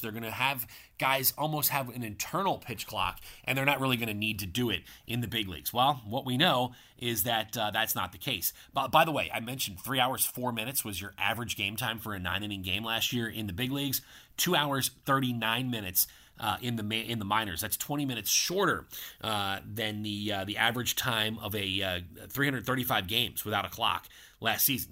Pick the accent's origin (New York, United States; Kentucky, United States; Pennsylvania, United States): Pennsylvania, United States; Philadelphia; moved away; my hometown of Philadelphia